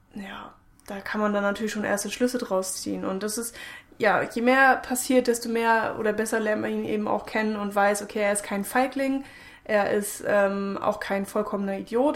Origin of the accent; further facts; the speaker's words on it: Germany; wir sind Deutsche